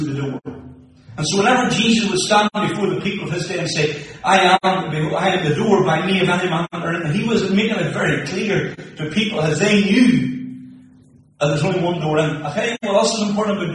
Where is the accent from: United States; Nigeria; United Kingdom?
United Kingdom; Moneymore, Northern Ireland; now in Tobermore, United Kingdom; So I grew up in Moneymore, now live in Tubbermore